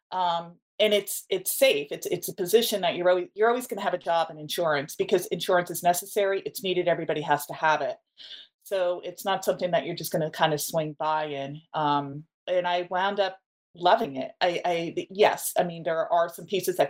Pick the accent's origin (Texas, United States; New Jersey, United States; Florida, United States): New Jersey, United States; I am from New Jersey, very close to Manhattan